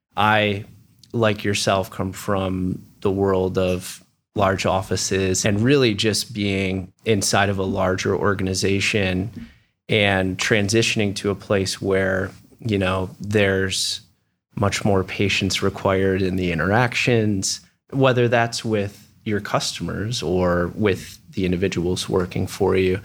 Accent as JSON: {"language": "English", "area": "outside of Detroit", "region": "east side of Michigan", "country": "United States", "tie": "born or raised there", "also_born_or_lived": "Grand Rapids, Michigan", "moved": "as an adult", "lives_now": "Columbus, United States", "said": "I grew up on the east side of the state, outside of Detroit"}